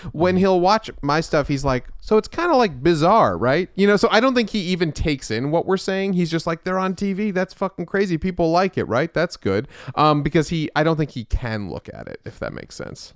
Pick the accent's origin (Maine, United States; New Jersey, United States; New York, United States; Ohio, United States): New York, United States; Westchester; I was born in the city, um, but then we moved to Westchester with all the, uh, Jews.